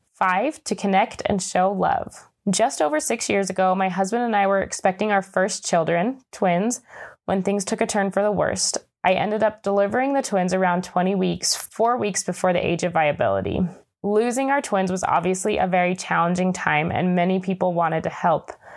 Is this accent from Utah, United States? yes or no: yes; Utah, United States; Growing up in Utah, I often felt a little bit disconnected from my Hispanic culture